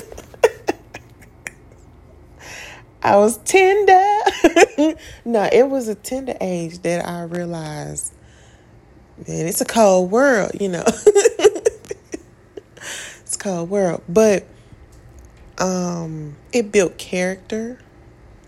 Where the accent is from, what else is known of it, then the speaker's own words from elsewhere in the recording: Tennessee, United States; I grew up in Tennessee